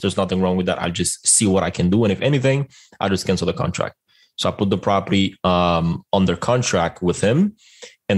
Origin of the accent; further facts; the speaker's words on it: Dominican Republic; moved away; I am originally from the Dominican Republic